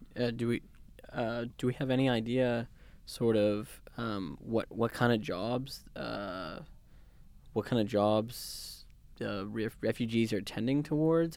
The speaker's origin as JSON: {"language": "English", "town": "Vancouver", "region": "British Columbia", "country": "Canada", "moved": "yes", "lives_now": "London, Canada", "said": "I'm from Vancouver"}